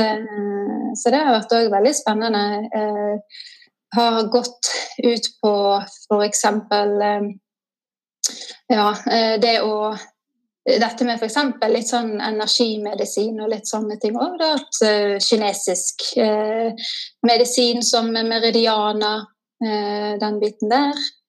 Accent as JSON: {"language": "Norwegian", "town": "Askøy", "region": "Vestland", "country": "Norway", "also_born_or_lived": "Oslo", "moved": "as an adult", "lives_now": "Nesodden, Norway", "said": "jeg kommer fra Askøy, som er litt ut forbi Bergen. Så på Vestlandet."}